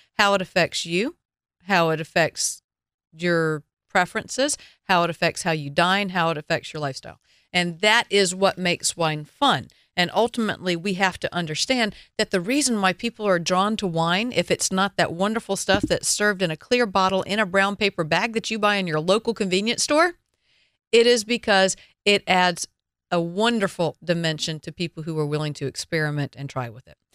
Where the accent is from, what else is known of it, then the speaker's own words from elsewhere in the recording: the South, United States; I am from the South.